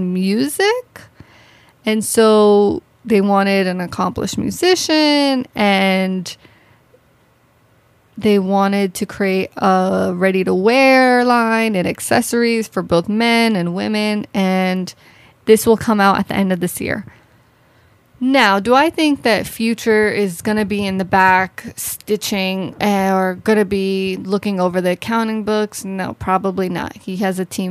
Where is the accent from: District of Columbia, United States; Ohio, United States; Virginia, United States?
Virginia, United States; Arlington; I'm really from Arlington, Virginia